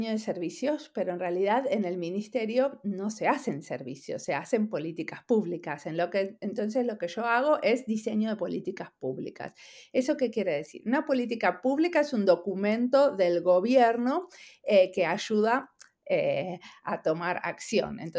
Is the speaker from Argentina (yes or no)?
yes; Argentina; now in Finland; hace 23 años que vivo en perdón, que vivo en Finlandia, soy argentina.